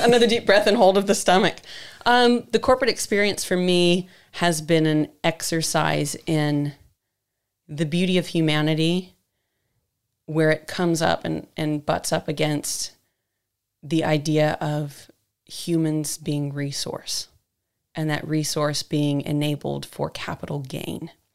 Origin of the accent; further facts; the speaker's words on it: San Diego, California, United States; also born or lived in Missouri / London; now in New Zealand; the small town I grew up in in San Diego was right on the border with Mexico